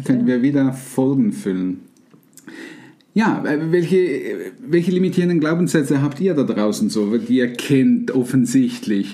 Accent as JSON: {"language": "German", "country": "Switzerland", "said": "bei uns in der Schweiz"}